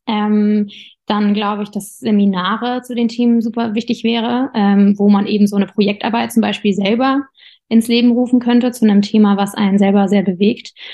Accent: Darmstadt, Hesse, Germany; von Berlin nach Darmstadt, wo ich herkomme

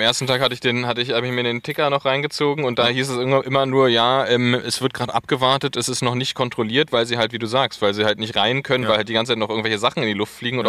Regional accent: Berlin, Germany; als Berliner

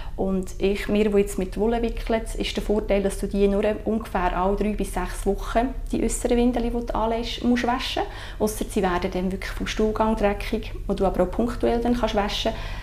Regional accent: Sursee, Lucerne, Switzerland; moved away as an adult; now in Entlebuch, Switzerland; ich bin ähm, ursprünglich von der Region Sursee

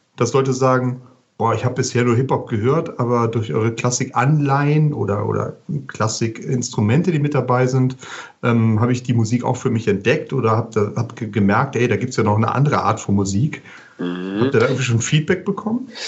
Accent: Rhineland, Germany; als Rheinländer

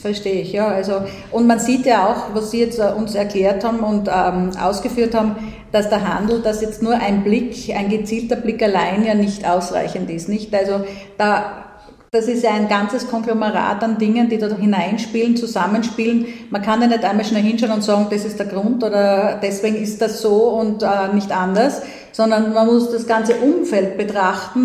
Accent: Graz, Styria, Austria; als Grazerin

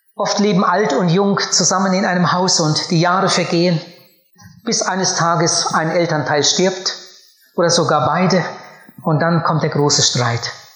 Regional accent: Germany; Bei uns in meinem Heimatort, da wo ich aufgewachsen bin, gab es früher ein riesiges Gut.

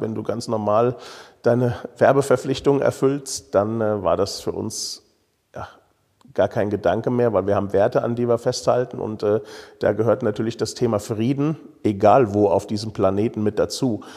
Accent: Königstein im Taunus, Hesse, Germany; ich bin hier in Königstein geboren und habe so ein bisschen Lokalpatriotismus im Blut

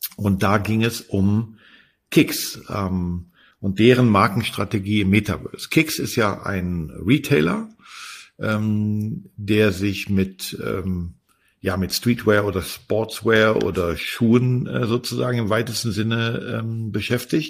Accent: Berlin, Germany; für mich als Berliner

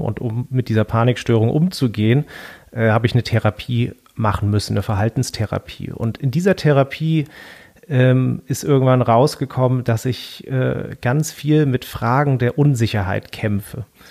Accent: Hamburg, Germany; den Ort, wo ich aufgewachsen bin, also am Rande Hamburgs

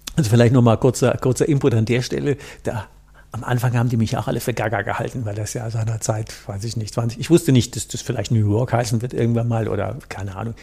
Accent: North Rhine-Westphalia, Germany; ich komme aus dem Rhein

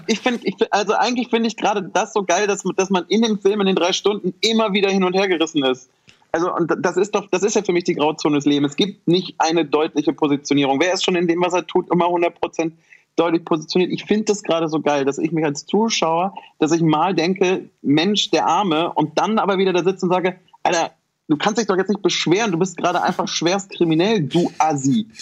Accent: Germany; ich bin in Deutschland geboren

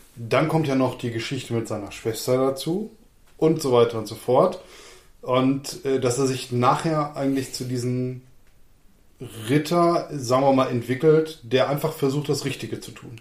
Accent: Lower Saxony, Germany; born or raised there

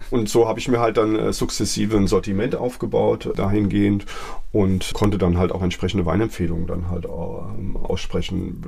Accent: Wiesbaden, Hesse, Germany; moved away as an adult; now in Mainz, Germany; ich bin in Mainz-Kastell aufgewachsen

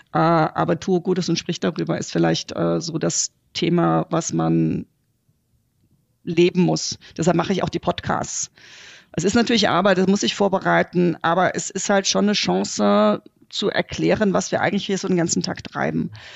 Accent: Germany; wir als Deutsche

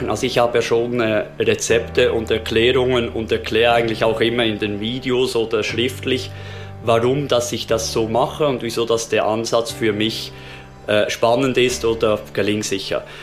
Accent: Switzerland; Also bei uns in der Schweiz gibt es ja verschiedene Stadien von Ausbildung.

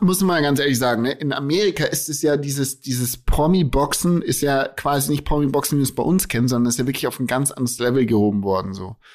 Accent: Germany; bei uns in Deutschland

